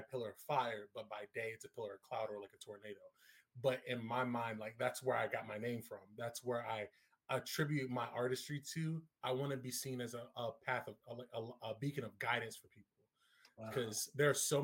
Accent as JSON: {"language": "English", "town": "Norfolk", "region": "Virginia", "country": "United States", "said": "I'm from the greater 757 area, if you will, Norfolk, Virginia, if you will, Hampton Roads, down home"}